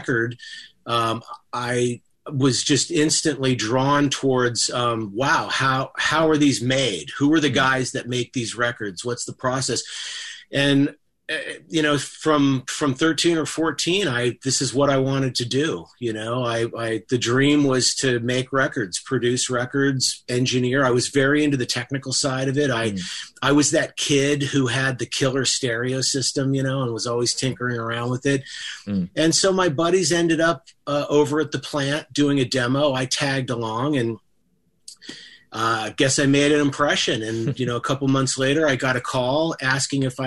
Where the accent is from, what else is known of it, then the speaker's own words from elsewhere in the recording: Bay Area, California, United States; I grew up in the Bay Area